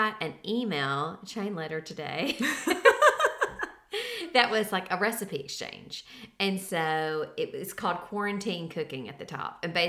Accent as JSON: {"language": "English", "town": "Savannah", "region": "Tennessee", "country": "United States", "tie": "born or raised there", "said": "I grew up in Savannah, which is Shiloh, Battle of Shiloh."}